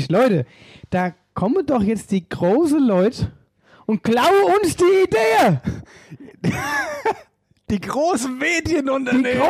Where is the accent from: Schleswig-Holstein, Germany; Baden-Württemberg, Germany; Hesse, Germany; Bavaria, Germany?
Hesse, Germany; Ockstadt; aus Ockst. Und bei uns heißt Ockstadt nicht Ockstadt, sondern Ockst.